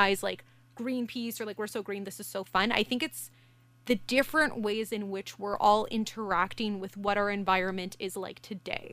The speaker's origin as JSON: {"language": "English", "country": "Canada"}